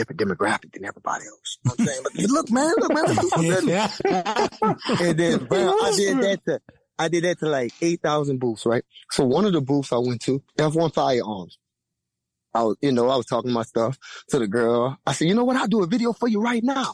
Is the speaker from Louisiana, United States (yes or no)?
yes; Louisiana, United States; I'm from Louisiana, man. We do straight talk. We that's how we talk, straight up.